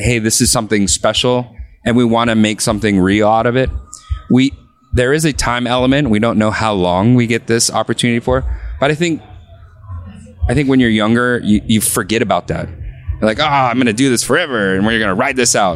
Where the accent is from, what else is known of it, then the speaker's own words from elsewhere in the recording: Jacksonville, Florida, United States; moved away as an adult; I don't even know that many people in my hometown